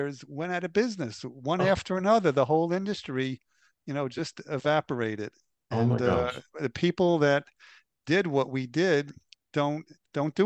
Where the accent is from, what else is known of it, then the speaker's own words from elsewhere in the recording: New York City, New York, United States; moved away as an adult; also born or lived in Florida; I was born in Queens, New York. I grew up in Bayside, Queens